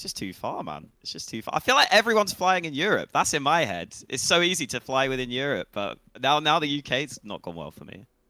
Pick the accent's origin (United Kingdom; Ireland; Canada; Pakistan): United Kingdom; England; we're just English. English as they come